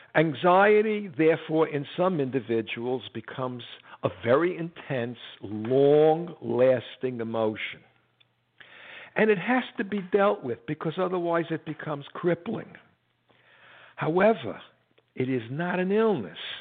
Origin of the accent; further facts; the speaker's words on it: United States; I'm an American, I'm a Jew.